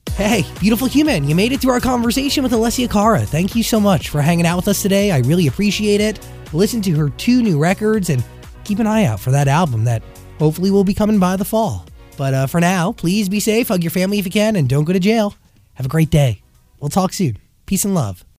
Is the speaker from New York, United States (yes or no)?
no; New Jersey, United States; moved away as an adult; now in Los Angeles, United States; growing up in New Jersey right outside of Manhattan